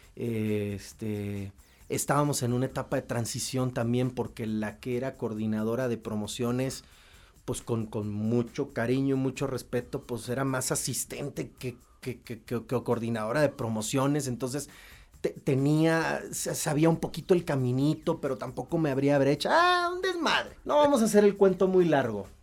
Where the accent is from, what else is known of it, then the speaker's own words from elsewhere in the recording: Querétaro, Mexico; moved away as an adult; also born or lived in Hermosillo, Sonora / León, Guanajuato; soy sonorense, ¿no? Pero bueno, me crié en Querétaro